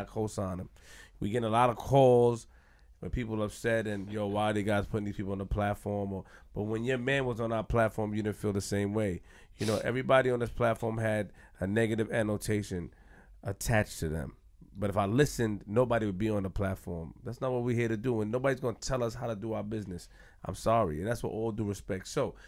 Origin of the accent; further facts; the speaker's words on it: Queens, New York, United States; I'm from Queens.